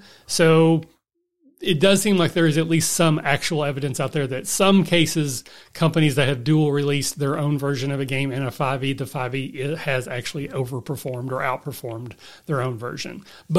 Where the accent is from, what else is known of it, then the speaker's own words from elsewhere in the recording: Kentucky, United States; I'm from the Appalachia. I'm born and raised in the foothills.